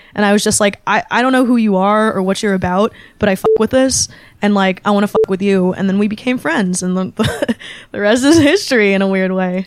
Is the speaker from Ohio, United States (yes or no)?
no; Bay Area, California, United States; born or raised there